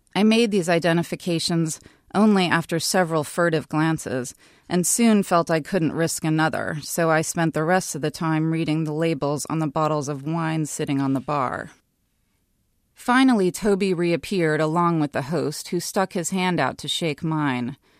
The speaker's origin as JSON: {"language": "English", "region": "New York", "country": "United States", "tie": "born or raised there", "moved": "as an adult", "lives_now": "Los Angeles, United States", "said": "I grew up in New York and I moved to Los Angeles for love"}